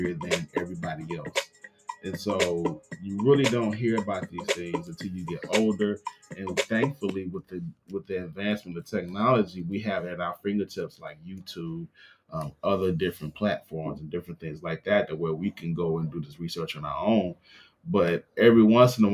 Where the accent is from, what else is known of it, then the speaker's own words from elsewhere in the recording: Mississippi, United States; I grew up in Mississippi